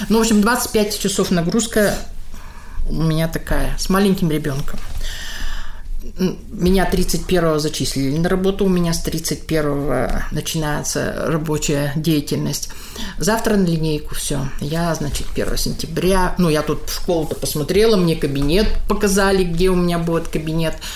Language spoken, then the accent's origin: Russian; Kirov Oblast, Russia; Съездили домой, я из Санчурского района.